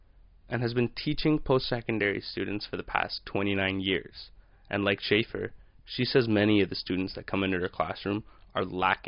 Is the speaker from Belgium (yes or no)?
no; Canada; also born or lived in Mexico; I'm also 21 years old, and I moved to Canada from Mexico with my mother when I was 6 years old after she married my dad, who was from here.